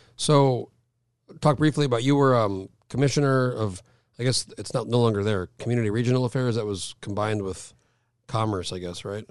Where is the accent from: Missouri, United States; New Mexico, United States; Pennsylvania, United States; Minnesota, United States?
New Mexico, United States; moved away as an adult; now in Alaska, United States; I moved here in oh four, but I grew up in New Mexico